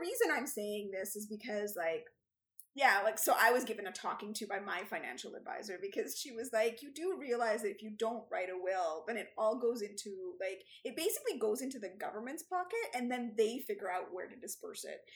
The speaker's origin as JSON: {"language": "English", "country": "Canada", "said": "we're Canadian"}